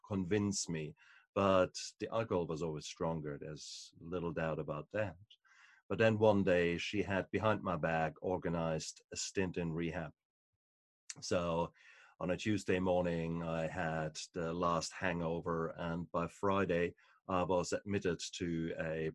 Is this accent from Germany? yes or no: yes; Germany; moved away; also born or lived in New Zealand; I come from Germany, so for us, beer and wine is part and parcel of your life